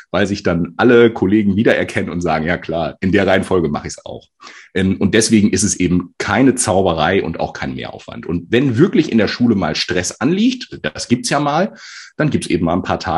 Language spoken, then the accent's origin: German; Northern Germany, Germany; Norddeutscher. Karneval